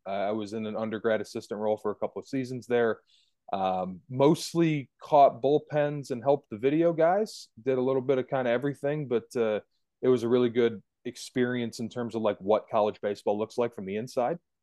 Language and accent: English; Detroit, Michigan, United States; moved away as an adult; now in Cleveland, United States; native Midwesterner. I'm from the Detroit area. I, moved, I lived, live in Cleveland now